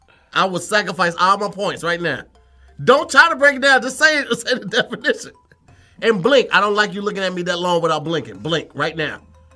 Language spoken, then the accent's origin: English; St. Louis, Missouri, United States; Because I'm from St. Louis.